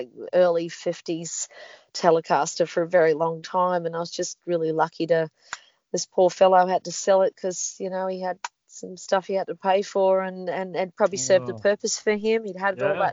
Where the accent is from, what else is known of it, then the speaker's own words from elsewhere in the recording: Australia; there's three times the amount of kangaroos in this country that there are people living here